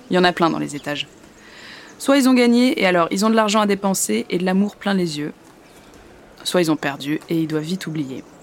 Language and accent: French; Nantes, Pays de la Loire, France; moved away as an adult; now in Paris, France; Euh, je suis nantaise. J'ai rencontré un homme là-bas. Je vous passe les détails, mais il m'a abandonnée.